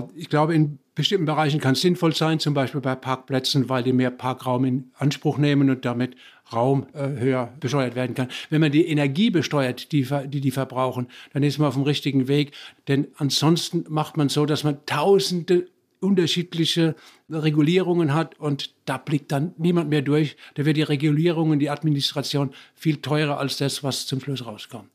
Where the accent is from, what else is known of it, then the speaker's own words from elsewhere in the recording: Germany; now in Bochum, Germany; bei uns in Deutschland